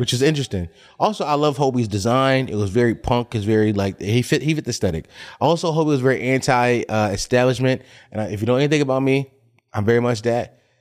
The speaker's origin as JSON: {"language": "English", "town": "Philadelphia", "region": "Pennsylvania", "country": "United States", "tie": "born or raised there", "said": "I grew up on Bevere Street in North Philly"}